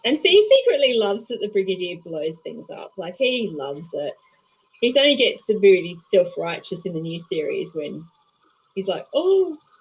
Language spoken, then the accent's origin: English; Australia; as an Australian